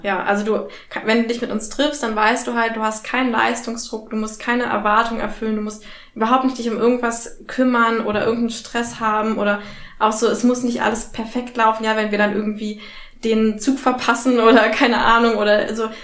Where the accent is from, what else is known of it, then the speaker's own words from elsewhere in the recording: Berlin, Germany; ich bin ja auch Berlinerin